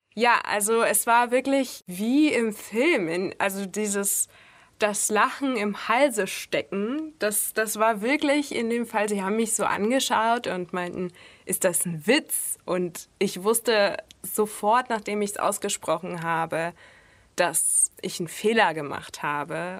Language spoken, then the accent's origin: German; Russia; now in Germany; Meine Eltern und ich auch äh, sind Russen. Also ich bin in Russland geboren